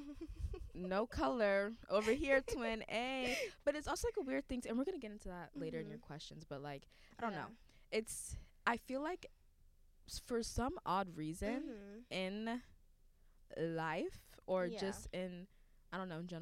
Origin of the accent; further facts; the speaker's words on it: Dallas, Texas, United States; I'm from North Texas, Dallas area